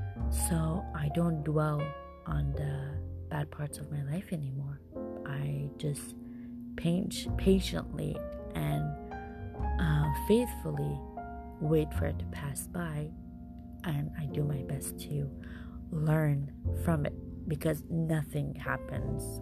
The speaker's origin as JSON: {"language": "English", "country": "Iran", "tie": "born or raised there", "moved": "yes", "lives_now": "Canada", "said": "I am Canadian born, but I have been raised in Iran. And because I was raised there, I kind of always call Iran home. I am currently living in Canada"}